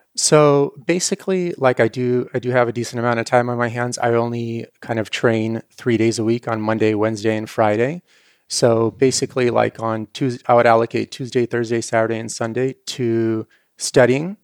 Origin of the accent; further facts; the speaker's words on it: Ukraine; moved away; the kind of farm I grew up on in Ukraine